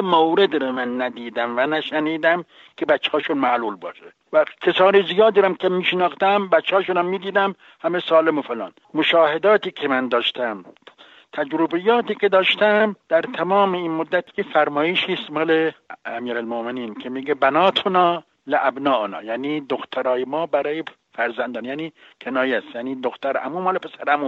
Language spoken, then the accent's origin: Persian; Najaf, Najaf Governorate, Iraq; now in Tehran, Iran; من در نجف متولد شدم